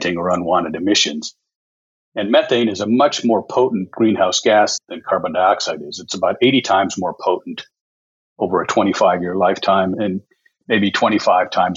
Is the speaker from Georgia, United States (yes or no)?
no; Michigan, United States; now in Houston, United States; originally from Michigan, but been here, maybe some 45 years or so